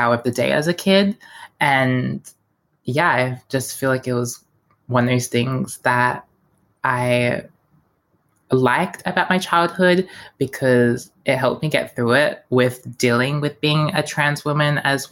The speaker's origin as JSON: {"language": "English", "town": "Melbourne", "region": "Victoria", "country": "Australia", "tie": "born or raised there", "said": "growing up in Melbourne"}